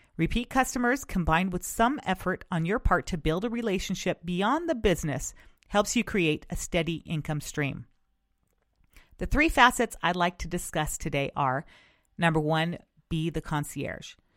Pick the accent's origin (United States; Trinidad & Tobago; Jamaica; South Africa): United States; West Coast; since I am from the West Coast, I grew up experiencing excellent customer service